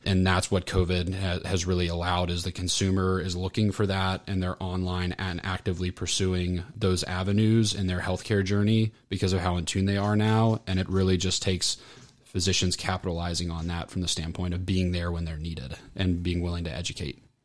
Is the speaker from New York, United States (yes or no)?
no; Orlando, Florida, United States; also born or lived in Atlanta; I grew up, grew up, born and raised in Orlando, so a Floridian